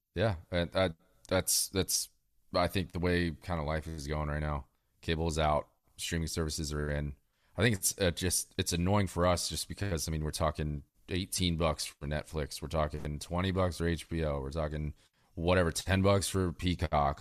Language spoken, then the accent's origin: English; Northern Virginia, United States; I grew up in Northern Virginia